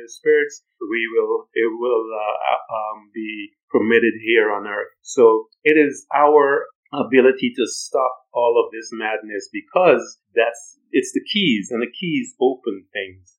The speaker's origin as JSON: {"language": "English", "country": "Guyana", "also_born_or_lived": "United States", "moved": "yes", "said": "I'm a black man. I'm from British Guiana."}